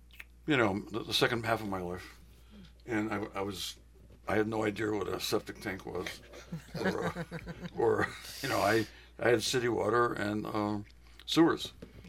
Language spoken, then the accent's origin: English; New Britain, Connecticut, United States; growing up in New Britain in the 40s. And 50s, which is when I was there mostly